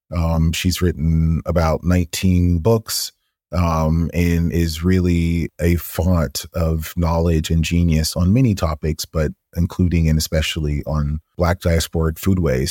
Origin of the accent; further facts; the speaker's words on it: Atlanta, Georgia, United States; growing up in Atlanta